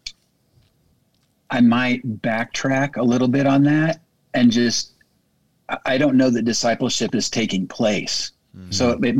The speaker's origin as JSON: {"language": "English", "town": "Bakersfield", "region": "California", "country": "United States", "tie": "born or raised there", "moved": "as an adult", "lives_now": "Springfield, United States", "said": "born and raised in Bakersfield, California, but moved to Springfield, Missouri to go to Evangel"}